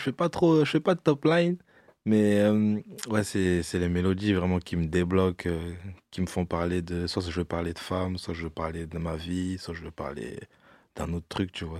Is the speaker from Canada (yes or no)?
no; Orléans, Centre-Val de Loire, France; moved away as an adult; also born or lived in Bordeaux; now in Paris, France; j'ai quitté Orléans, je suis parti à Bordeaux